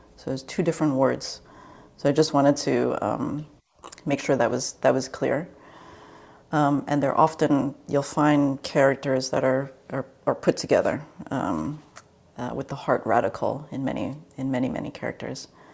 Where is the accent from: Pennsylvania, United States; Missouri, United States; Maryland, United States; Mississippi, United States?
Maryland, United States; D.C. Baltimore area; now in California, United States; I grew up in the East Coast in the D.C. Baltimore area